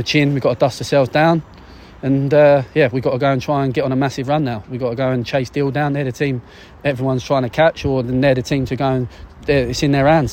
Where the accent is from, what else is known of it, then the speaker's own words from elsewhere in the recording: Deal, South East England, United Kingdom; I grew up in Deal. I was only I was a Kent lad